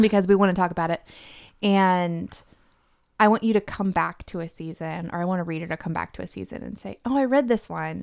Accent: Tampa, Florida, United States; now in Nashville, United States; I was born in Florida

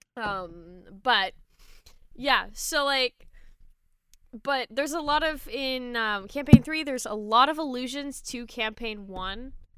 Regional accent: Canada; I'm Canadian

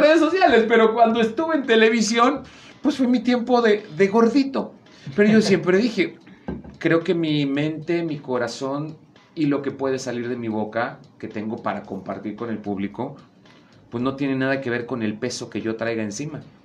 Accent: Veracruz, Mexico; moved away; yo que vengo de Veracruz

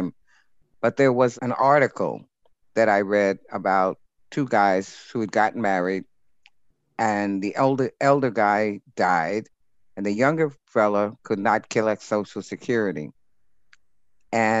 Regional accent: New York City, New York, United States; I was born in New York City. I lived in Rockaway Beach for about the first 13 years of my life.

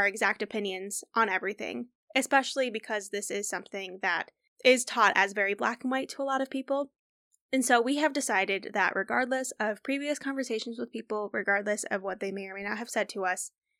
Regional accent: Midwest, United States; we're from the Midwest.

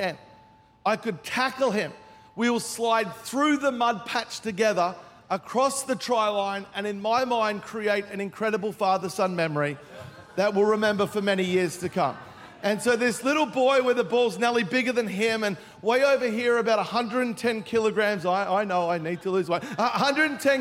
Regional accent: Melbourne, Victoria, Australia; now in Gold Coast, Australia; I grew up in Melbourne

